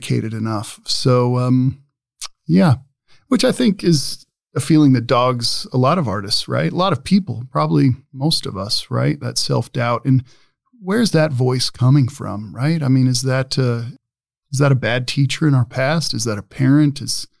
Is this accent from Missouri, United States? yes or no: no; Omaha, Nebraska, United States; I am from Omaha